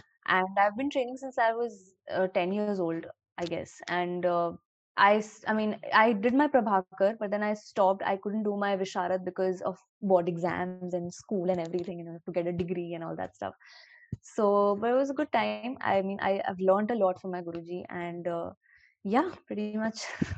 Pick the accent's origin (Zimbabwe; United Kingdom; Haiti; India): India; Lucknow, Uttar Pradesh; moved away as an adult; also born or lived in Mumbai; I'm 23 years old and I'm from Lucknow